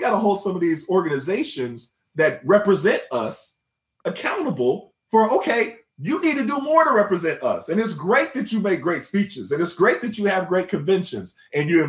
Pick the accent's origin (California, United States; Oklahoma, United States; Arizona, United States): Oklahoma, United States; Tulsa; I grew up in Tulsa, Oklahoma